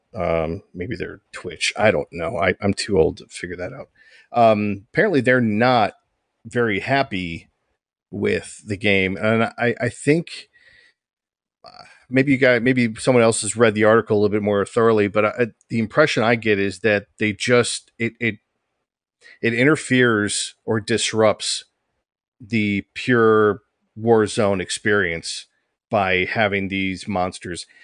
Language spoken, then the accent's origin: English; just north of Detroit, Michigan, United States; a guy who was born and raised in Michigan, just north of Detroit